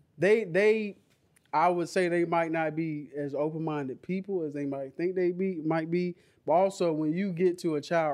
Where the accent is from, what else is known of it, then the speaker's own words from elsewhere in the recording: United States; I'm American. I consider myself an American